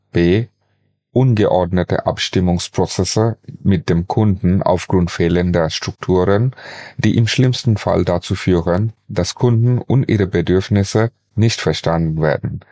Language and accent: German; Bangladesh; moved away as an adult; also born or lived in Bonn; now in Germany; bereits in meinem Heimatland Bangladesch und seit 2009 in Deutschland